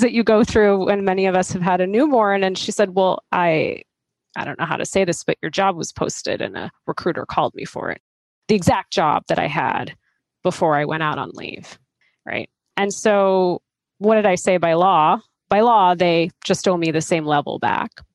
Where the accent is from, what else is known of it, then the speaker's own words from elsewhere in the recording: outside of Boston, Massachusetts, United States; I grew up outside of Boston